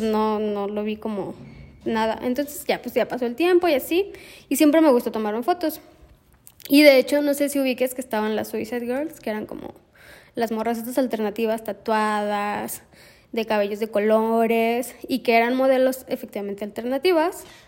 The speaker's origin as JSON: {"language": "Spanish", "town": "Guadalajara", "region": "Jalisco", "country": "Mexico", "moved": "as an adult", "lives_now": "Celaya, Mexico", "said": "soy de Guadalajara. Estudié artes visuales en la Universidad de Guadalajara, mi alma mater."}